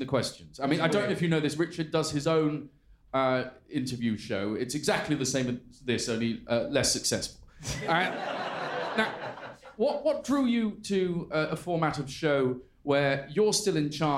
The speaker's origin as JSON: {"language": "English", "town": "York", "region": "Yorkshire and the Humber", "country": "United Kingdom", "said": "I'm from York"}